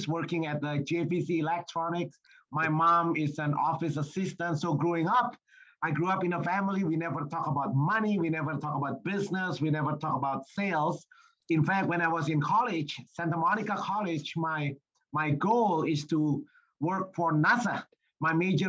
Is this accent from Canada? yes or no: no; Indonesia; moved away as an adult; I was born and raised in Indonesia